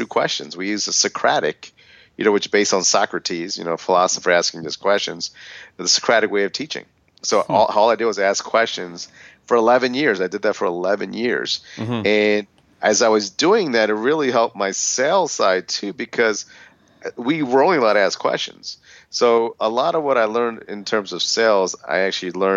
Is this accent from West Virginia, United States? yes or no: no; Philadelphia, Pennsylvania, United States; I grew up in Philadelphia